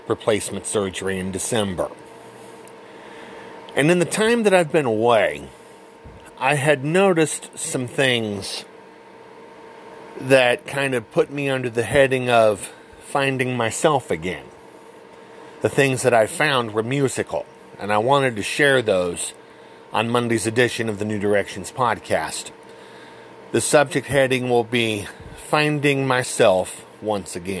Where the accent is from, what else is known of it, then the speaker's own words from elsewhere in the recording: United States; I'm American born and raised